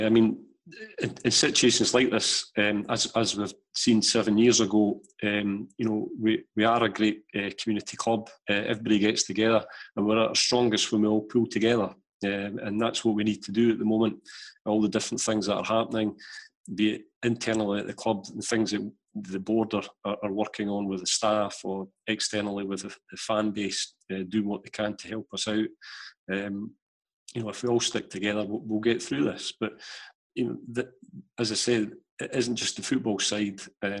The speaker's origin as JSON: {"language": "English", "country": "Canada", "said": "it was a bizarre one being Canadian, so he gets into my team on that basis."}